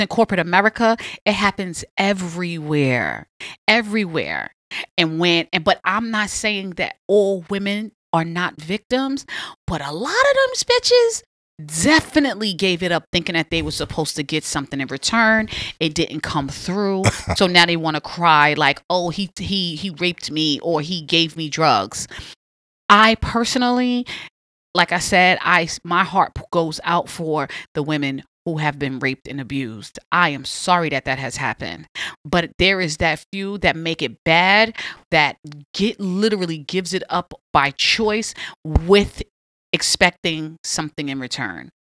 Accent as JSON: {"language": "English", "town": "New York City", "region": "New York", "country": "United States", "tie": "born or raised there", "said": "Born and raised Southside Jamaica, Queens all day"}